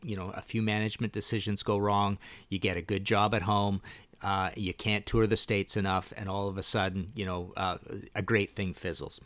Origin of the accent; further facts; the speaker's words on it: Canada; I'm Canadian